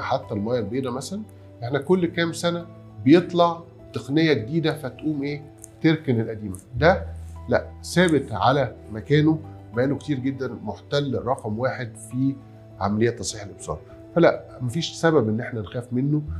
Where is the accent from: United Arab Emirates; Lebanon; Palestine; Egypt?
Egypt; إحنا كلنا كمصريين بما فيهم أنا